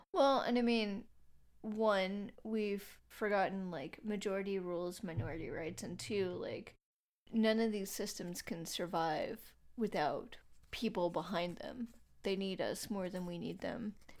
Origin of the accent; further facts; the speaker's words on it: North Carolina, United States; I'm from North Carolina